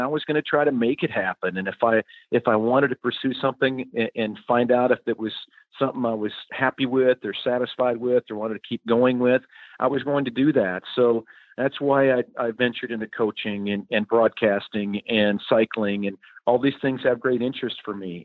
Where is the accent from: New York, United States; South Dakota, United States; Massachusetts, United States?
South Dakota, United States; Madison; moved away; growing up in Madison, population 7,000 or so